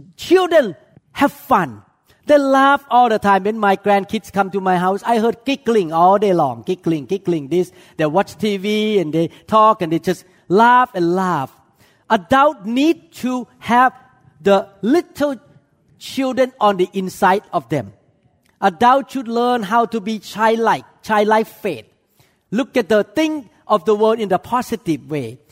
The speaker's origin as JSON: {"language": "English", "country": "Thailand", "tie": "born or raised there", "moved": "yes", "said": "I came from Chinese culture, even though I grew up in Thailand"}